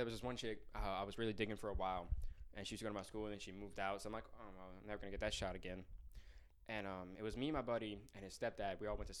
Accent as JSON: {"language": "English", "region": "Louisiana", "country": "United States", "said": "I'm from Louisiana."}